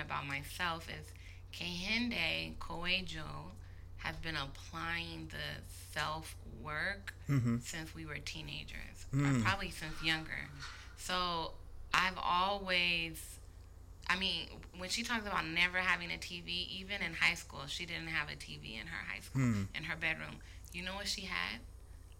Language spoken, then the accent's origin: English; Berkeley, California, United States; I was born and raised in Berkeley, California.